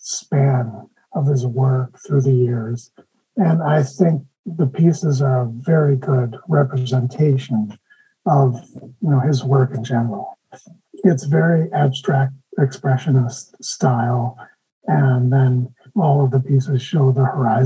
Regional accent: Grand Portage, Minnesota, United States; I'm from Grand Portage

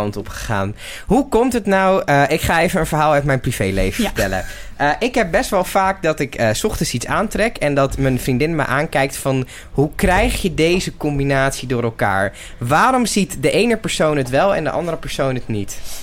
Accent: Netherlands; als Nederlanders

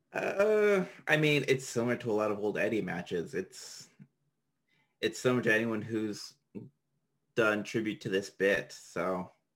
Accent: Canada; I'm Canadian.

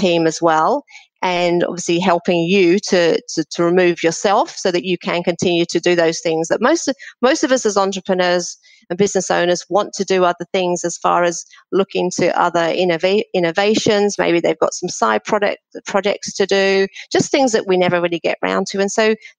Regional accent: Australia; I'm from Australia

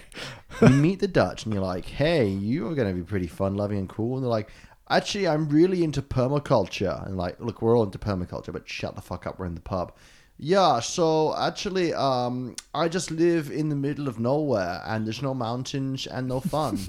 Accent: United Kingdom; a British person

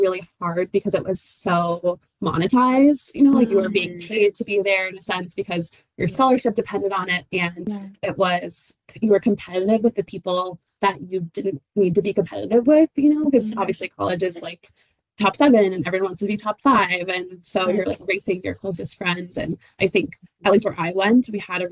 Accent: Pueblos of Taos and Laguna, New Mexico, United States; moved away as an adult; also born or lived in Syracuse, New York / Seattle; now in Denver, United States; I'm from the Pueblos of Taos and Laguna. So the Pueblo of Taos is northern New Mexico, and the Pueblo of Laguna is just outside of Albuquerque.

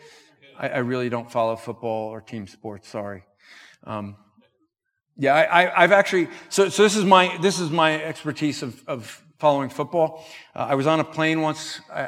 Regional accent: New Jersey, United States; I'm from Jersey

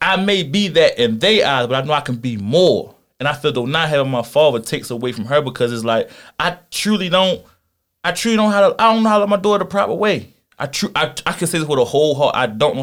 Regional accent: Philadelphia, Pennsylvania, United States; I was born in Philly

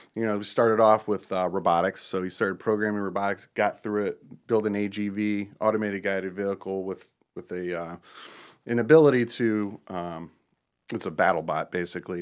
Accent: Akron, Ohio, United States; moved away as an adult; also born or lived in Cuyahoga Falls, Ohio; now in Charlotte, United States; I grew up in Northeastern Ohio and, uh, Akron, Ohio area and, um, graduated at Woodridge High School, Cuyahoga Falls

